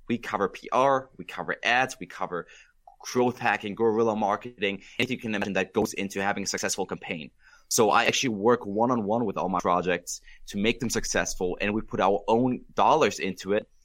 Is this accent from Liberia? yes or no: no; Germany; now in United States; I was born and raised in Germany